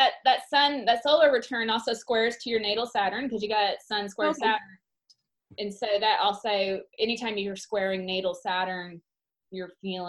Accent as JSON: {"language": "English", "region": "Oklahoma", "country": "United States", "tie": "born or raised there", "also_born_or_lived": "Austin", "moved": "as an adult", "said": "I grew up in Oklahoma and was like, this is not for me anymore. Up and went to Austin."}